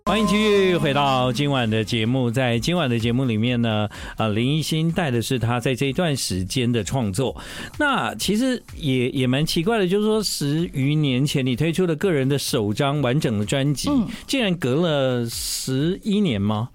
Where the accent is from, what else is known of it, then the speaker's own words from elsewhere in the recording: Tainan, Taiwan; 跟我是来自同一个故乡台南，而且我们住得非常近。对。我从小就是在那个孔子庙附近长大的